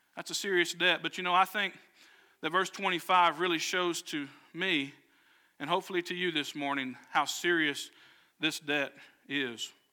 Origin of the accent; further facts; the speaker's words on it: Southwest Arkansas, United States; I grew up in Southwest Arkansas